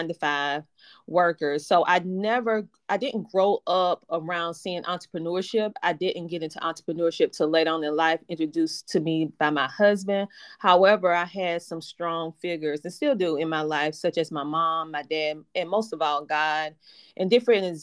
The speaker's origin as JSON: {"language": "English", "town": "Bennettsville", "region": "South Carolina", "country": "United States", "tie": "born or raised there", "said": "I'm from a small town in South Carolina called Bennettsville. And so growing up, I was only child"}